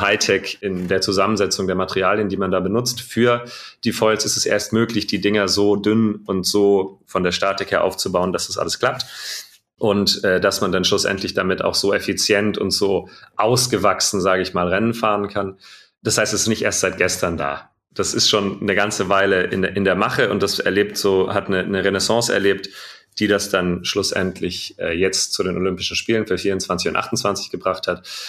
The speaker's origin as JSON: {"language": "German", "town": "Radolfzell", "region": "Baden-Württemberg", "country": "Germany", "tie": "born or raised there", "said": "ich bin vom Bodensee, ganz im Süden von Deutschland, äh, im Westen, in Radolfzell geboren"}